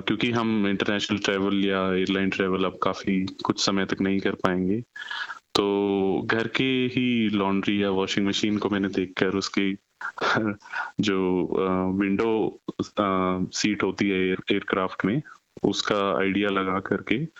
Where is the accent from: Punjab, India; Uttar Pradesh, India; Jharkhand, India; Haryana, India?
Haryana, India; Rohtak; moved away as an adult; now in Australia; भारत में हम हरियाणा रोहतक से बिलोंग करते हैं